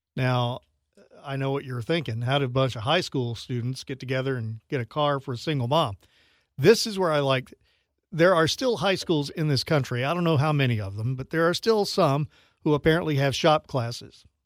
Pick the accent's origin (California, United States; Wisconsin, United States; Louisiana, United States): Louisiana, United States; moved away as an adult; now in Sarasota, United States; I grew up in Louisiana